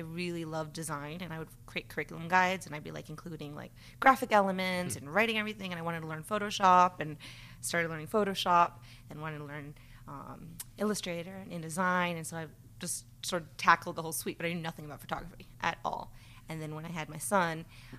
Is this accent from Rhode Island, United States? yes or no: yes; Rhode Island, United States; also born or lived in Nebraska / Philadelphia; I grew up in Rhode Island, so I am a New Englander, born and raised, and then moved out to the Midwest for a while, then lived out in Philly, and now I'm back in Rhode Island.